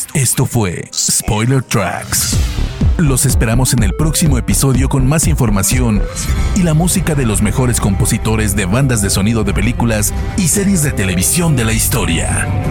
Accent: Tijuana, Baja California, Mexico; Yo soy de Tijuana

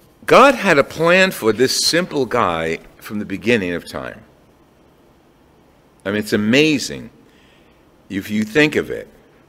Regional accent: Jersey City, New Jersey, United States; I was born and raised in Jersey City in an Italian enclave, Italian parish.

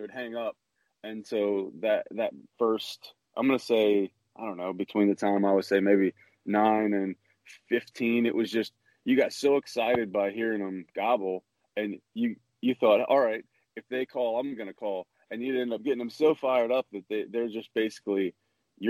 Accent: Kansas City, Missouri, United States; I grew up in Kansas City, Missouri

